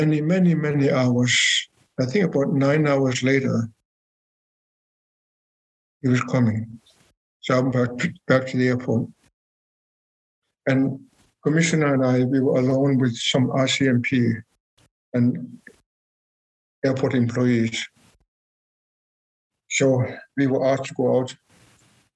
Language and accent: English; Greenland; I'm from Greenland